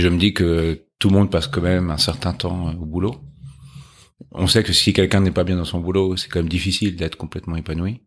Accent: Chatou, Île-de-France, France; Alors, moi, j'ai grandi en région parisienne.

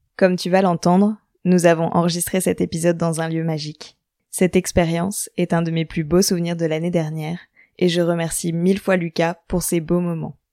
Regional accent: Normandy, France; je viens de Normandie

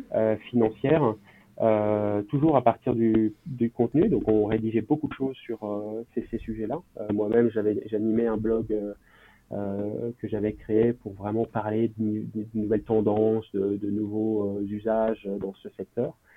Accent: Lyon, Auvergne-Rhône-Alpes, France; je suis originaire de Lyon, où j'ai fait quasiment toute mon enfance

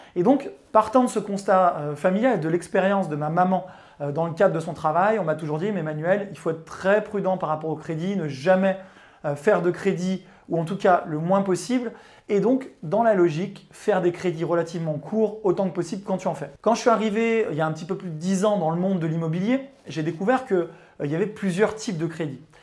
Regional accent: Chambéry, Auvergne-Rhône-Alpes, France; born or raised there

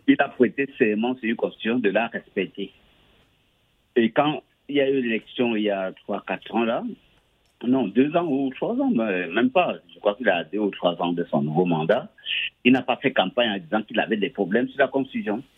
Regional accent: Cameroon; mon pays natal, le Cameroun

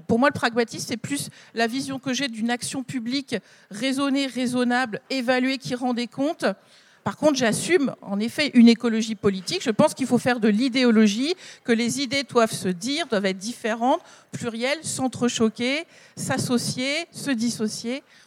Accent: the Nord, Hauts-de-France, France; je viens du Nord

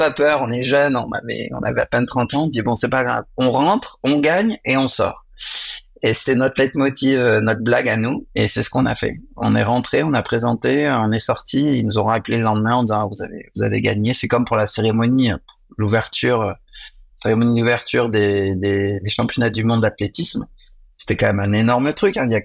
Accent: Lyon, Auvergne-Rhône-Alpes, France; born there; parce que moi je suis né à Lyon, donc j'avais organisé deux événements pour

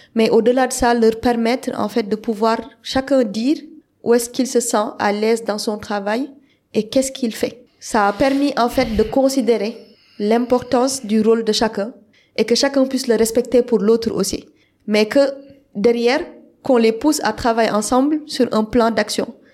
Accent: Senegal; je suis sénégalaise

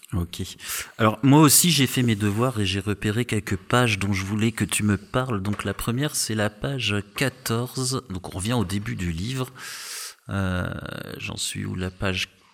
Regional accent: Strasbourg, Grand Est, France; je suis, de Strasbourg

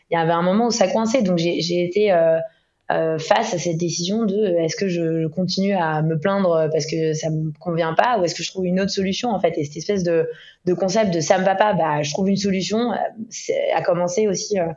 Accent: Ibiza, Balearic Islands, Spain; moved away as an adult; also born or lived in Istanbul / Tel Aviv; J'ai une enfance assez internationale. J'ai été élevée à Ibiza, euh, avec tout ce, que, tout ce que ça comporte comme connotation

